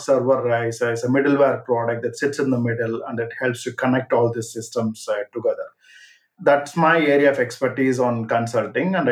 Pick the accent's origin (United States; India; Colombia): India; moved away as an adult; now in London, United Kingdom; I am originally from India, so I came to London back in 2000